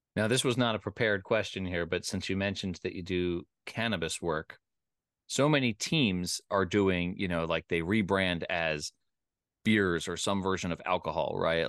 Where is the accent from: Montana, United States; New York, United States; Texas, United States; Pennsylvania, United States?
Pennsylvania, United States; Philadelphia; also born or lived in Richmond, Virginia; I grew up in the Philadelphia area